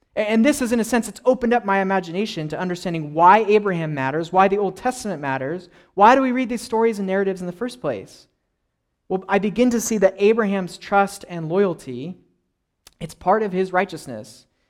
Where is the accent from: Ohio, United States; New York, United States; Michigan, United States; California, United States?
California, United States; I grew up in California